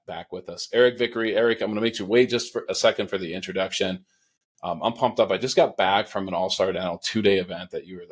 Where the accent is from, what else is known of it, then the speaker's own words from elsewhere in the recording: New England, United States; I'm from New England